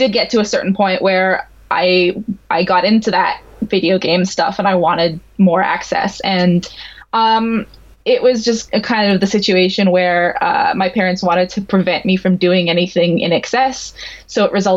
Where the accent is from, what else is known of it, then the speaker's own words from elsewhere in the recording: Montreal, Quebec, Canada; I grew up in Montreal in Canada